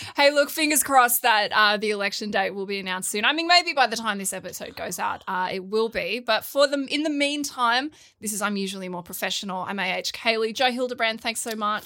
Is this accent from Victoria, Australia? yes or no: no; Wollongong, New South Wales, Australia; I grew up in Wollongong